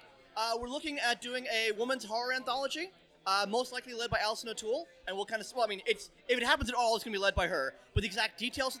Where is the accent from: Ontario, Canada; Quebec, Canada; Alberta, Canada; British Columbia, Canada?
Ontario, Canada; Windsor; now in Toronto, Canada; when I was growing up in Windsor